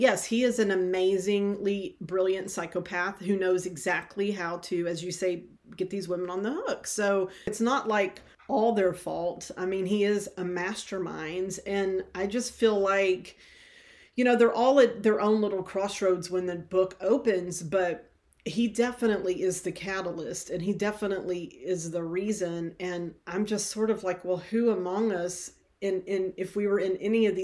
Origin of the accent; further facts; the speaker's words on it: Longview, Texas, United States; Longview, where I'm from, you know, we're 2 hours from Dallas. We're an hour from Shreveport, and there's like 100,000 people there now. When I was growing up, it was more like 50,000.